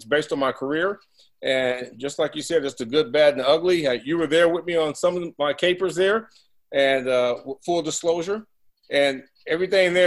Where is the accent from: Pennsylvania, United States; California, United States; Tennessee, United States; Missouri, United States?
California, United States; Southern; I'm from Southern California